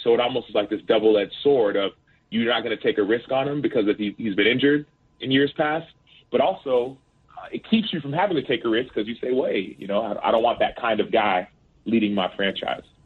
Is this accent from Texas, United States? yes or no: yes; Dallas, Texas, United States; the school that I went to in first and second grade, it was a, in a predominantly black neighborhood in South Oak Cliff in Dallas